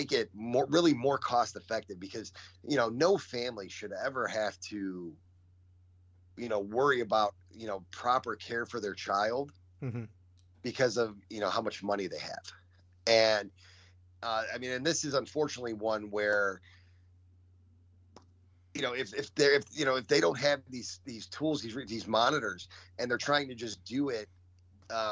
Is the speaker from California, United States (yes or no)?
no; Chicago, Illinois, United States; We grew up in Bridgeport